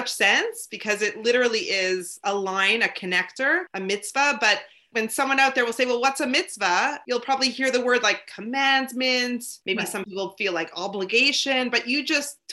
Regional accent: Toronto, Ontario, Canada; because I grew up in Toronto

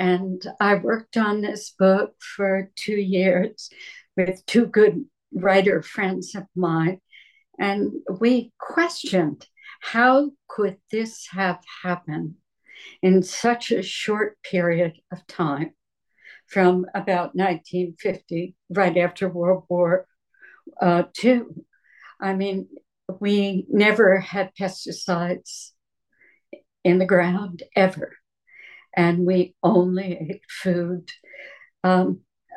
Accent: New Jersey, United States; moved away; also born or lived in Berkeley, California; I was born in New Jersey and I grew up in that backyard garden

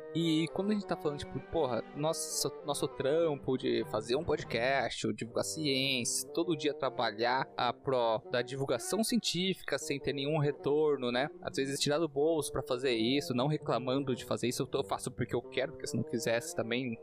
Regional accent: Brazil

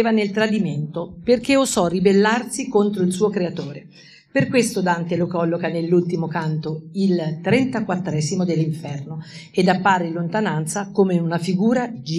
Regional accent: Assisi, Umbria, Italy; considerando che io vengo da Sisi e quindi ci ha citato nella sua Divina Commedia

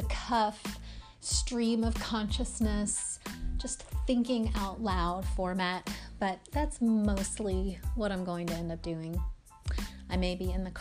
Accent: rural Kentucky, United States; moved away; also born or lived in New Jersey / Tennessee; I grew up in a little teeny tiny town in rural Kentucky

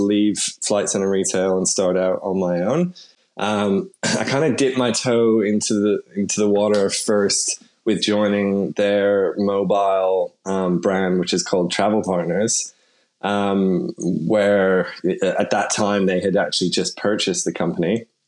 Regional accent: Canada; now in Sydney, Australia; I'm obviously Canadian and grew up there

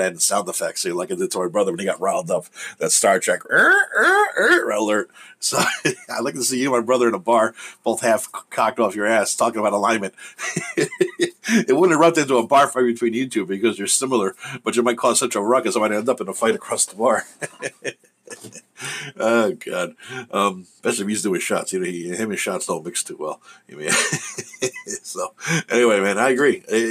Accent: New Jersey, United States; I'm from Jersey

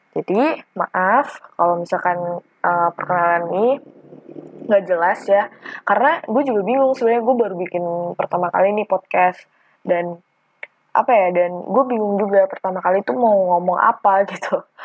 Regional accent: Tangerang, Banten, Indonesia; now in Malang, Indonesia; gue adalah mahasiswa perantau dari Tangerang ke Malang untuk kuliah.

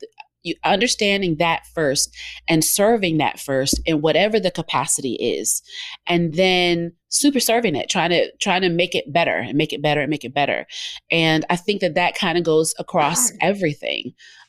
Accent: Southern United States, United States; And a lot of it, I'm from the South. And so that's how, you know, that's Southern hospitality

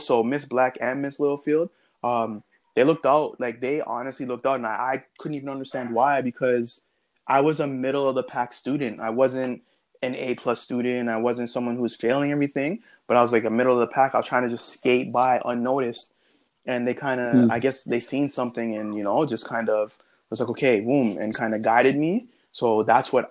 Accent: Scarborough, then South Oshawa, Ontario, Canada; I grew up in Scarborough, then I moved out to South Oshawa

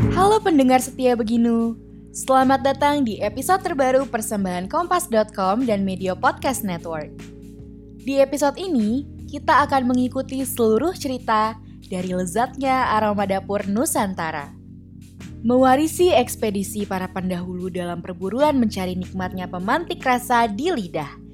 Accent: Jakarta, Indonesia; also born or lived in Surabaya / Solo; Lahir di Surabaya tapi besar di Jakarta

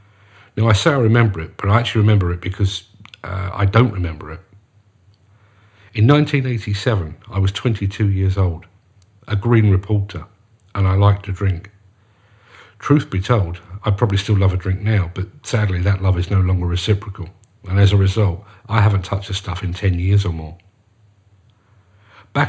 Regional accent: London, United Kingdom; As you can probably guess from my accent, I come from South London. When I was growing up

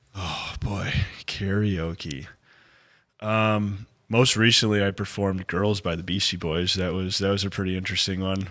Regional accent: Flint, Michigan, United States; also born or lived in Grand Blanc, Michigan; I was born in Flint, Michigan, um, raised in Flint and Grand Blanc.

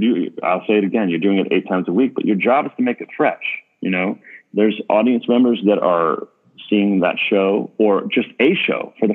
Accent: United States; as an American

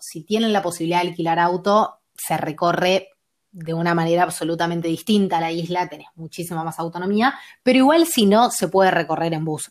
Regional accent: Argentina; also born or lived in Mar del Plata / Bolivia; Yo soy de Argentina, eh, vivo en Mar del Plata

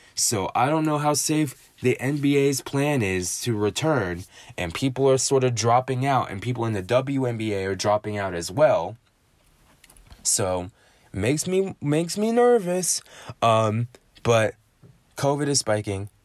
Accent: United States; being an American

